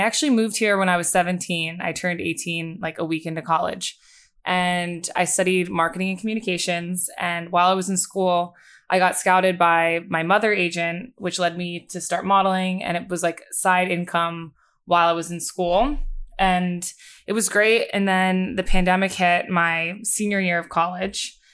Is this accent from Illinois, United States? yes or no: no; Bucks County, Pennsylvania, United States; moved away as an adult; now in New York, United States; originally, I grew up in Bucks County, Pennsylvania